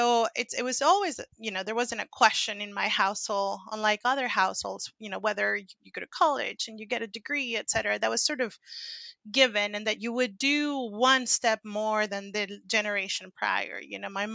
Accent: Venezuela; moved away as an adult; now in Seattle, United States; I was born and raised in Venezuela and went to undergrad in Venezuela

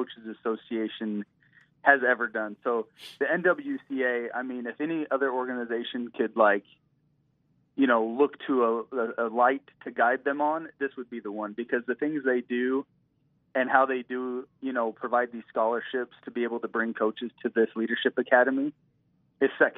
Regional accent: Utah, United States; he's from Utah and I'm from Utah

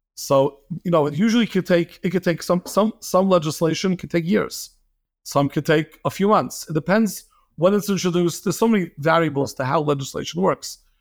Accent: New York City, New York, United States; moved away as an adult; now in Lakewood, United States; born and raised in Flatbush, got married to a girl from Lakewood, moved to Lakewood, been here for the past fifteen years

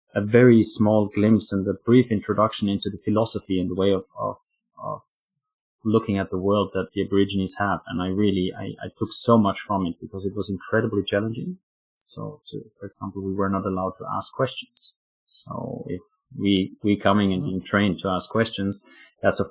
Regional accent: Austria; also born or lived in Afghanistan; now in Oslo, Norway; I live in Norway, in Oslo, Norway, but I'm actually from Austria.

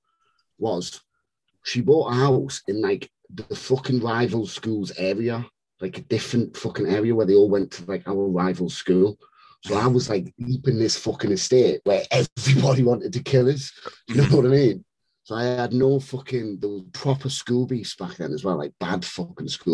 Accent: Newcastle upon Tyne, North East England, United Kingdom; also born or lived in Whitehaven, Cumbria / Germany; ended up settling in Newcastle when I was like seven, something like that. So grew up in Newcastle

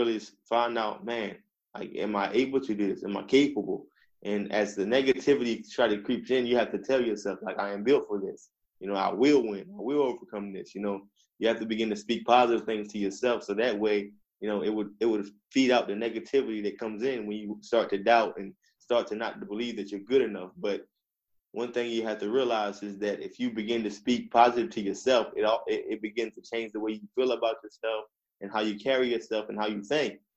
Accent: Eastern Shore of Virginia, United States; I'm from Virginia. I'm from the Eastern Shore of Virginia

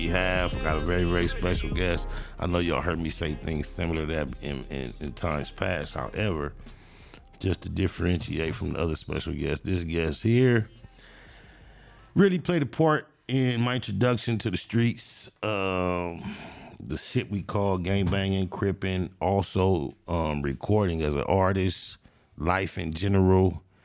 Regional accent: Compton, California, United States; I grew up in Compton in the Tri-New area

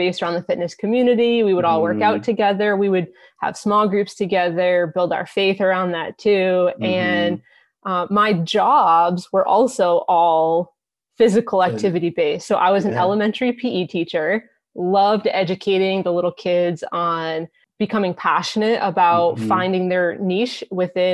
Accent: Massachusetts, United States; I am from Massachusetts

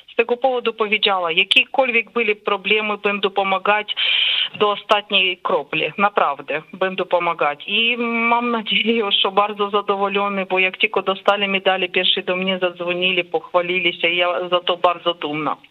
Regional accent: Ukraine; Polish is a second language; moved away; jako Ukraińcy

